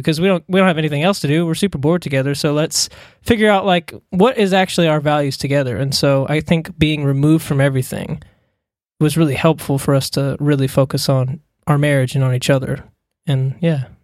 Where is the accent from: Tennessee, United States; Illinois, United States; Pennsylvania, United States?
Tennessee, United States; Smyrna; moved away as an adult; now in Australia; I'm actually from Tennessee. I grew up in Smyrna